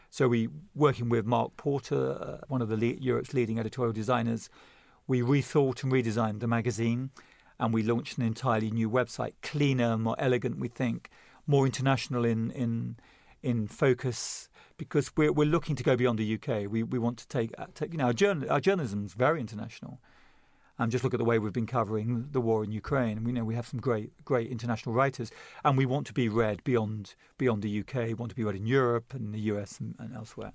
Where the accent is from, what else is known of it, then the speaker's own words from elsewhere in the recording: England, United Kingdom; I've always identified as English, but also British